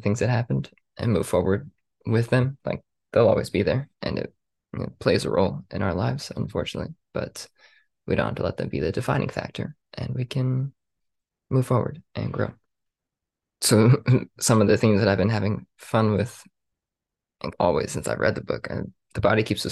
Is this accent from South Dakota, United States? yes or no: no; Las Vegas, Nevada, United States; born and raised in Las Vegas, Nevada